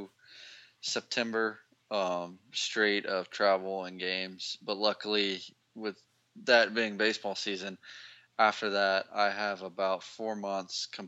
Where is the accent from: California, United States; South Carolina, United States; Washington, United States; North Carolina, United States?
South Carolina, United States; Aiken; South Carolina, Aiken, South Carolina, small town, right near the Georgia border